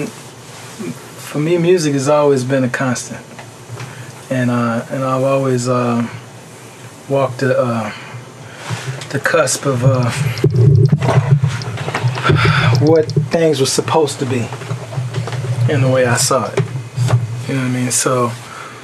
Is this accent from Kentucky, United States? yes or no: no; Chicago, Illinois, United States; also born or lived in Louisiana; I was born in Chicago. I left there around kindergarten